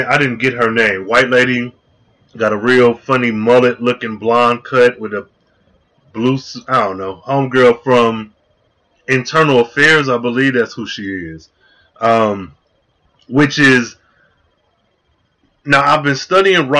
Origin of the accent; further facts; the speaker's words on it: Michigan, United States; I grew up in Michigan